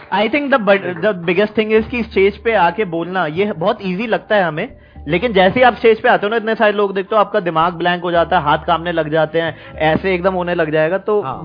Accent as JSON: {"language": "Hindi", "town": "Saharanpur", "region": "Uttar Pradesh", "country": "India", "said": "मैं सहारनपुर से हूँ"}